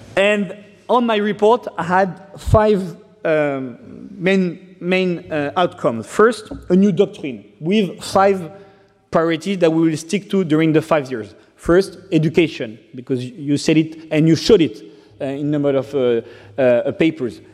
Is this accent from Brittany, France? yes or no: yes; Brittany, France; English is a second language; also born or lived in Rwanda; I got adopted by a French family, and I grew up in uh, Brittany, in Bretagne